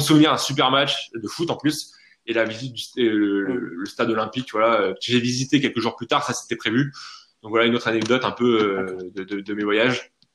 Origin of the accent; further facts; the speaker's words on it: France; en tant que bon français